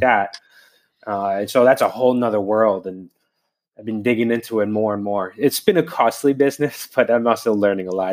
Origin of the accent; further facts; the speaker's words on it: New Jersey, United States; now in Bologna, Italy; I'm from New Jersey, though I haven't lived there in a long time